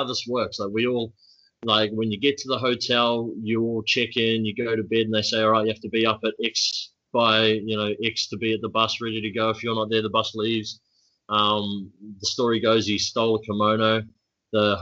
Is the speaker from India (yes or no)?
no; New Zealand; now in Melbourne, Australia; as a New Zealander